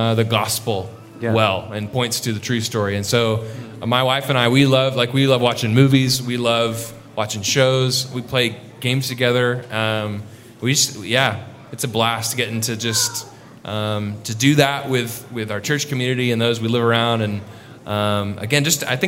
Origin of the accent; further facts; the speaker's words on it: Arlington, Texas, United States; also born or lived in Oklahoma; I grew up in Arlington